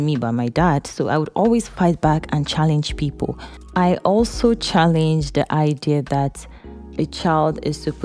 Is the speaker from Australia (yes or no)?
no; eastern Nigeria, Nigeria; Growing up in Eastern Nigeria, where the male child is very valuable, my dad had 5 girls and no son.